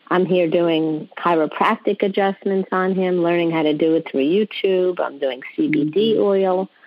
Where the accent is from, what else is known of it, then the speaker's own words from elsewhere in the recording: New York, United States; accent: New York; now in Sunrise, United States; I'm from Sunrise, Florida, originally from New York, as you can hear the accent.